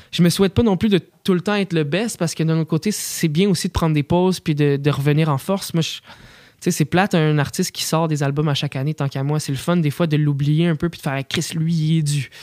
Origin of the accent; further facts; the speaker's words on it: Quebec, Canada; mes racines, tu sais, de comme le sirop d'érable québécois